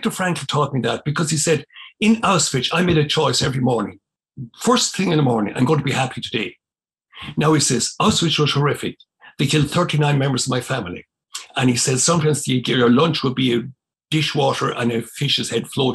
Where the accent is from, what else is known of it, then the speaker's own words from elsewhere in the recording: County Cavan, Ulster, Ireland; where I grew up in Dungimon, it was in County Cavan